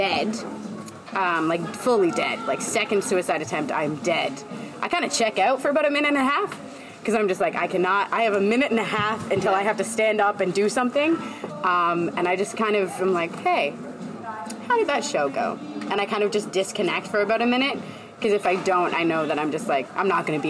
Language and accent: English; Mississauga, Ontario, Canada; also born or lived in Windsor, Ontario; I'm from Mississauga